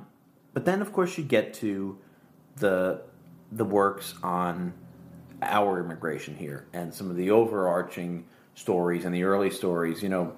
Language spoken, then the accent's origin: English; Chatham, New Jersey, United States; I felt like the only Italian in Chatham.